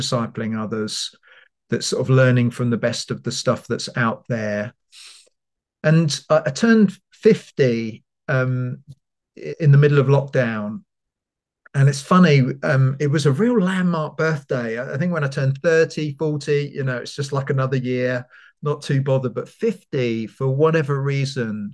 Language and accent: English; London, United Kingdom; also born or lived in Bedford; now in Leeds, United Kingdom; I'm from London